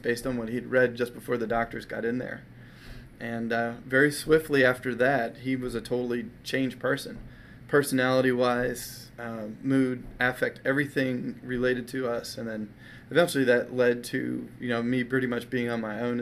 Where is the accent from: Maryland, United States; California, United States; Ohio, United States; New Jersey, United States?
Maryland, United States; I grew up in my adolescent years, I grew up in Maryland